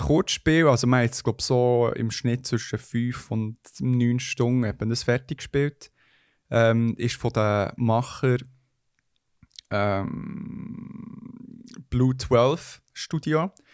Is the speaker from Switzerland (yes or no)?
yes; Switzerland; Schweizer Bünzli, wo ich bin